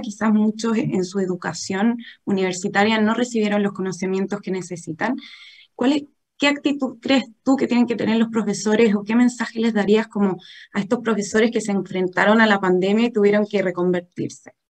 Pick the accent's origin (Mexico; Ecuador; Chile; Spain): Chile